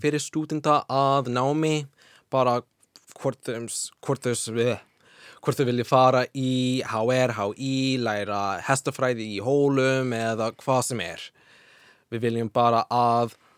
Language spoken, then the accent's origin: Icelandic; Washington, United States; Icelandic is a second language; now in Iceland; Washington fylki, mm -hmm. sem er fyrir norðvestan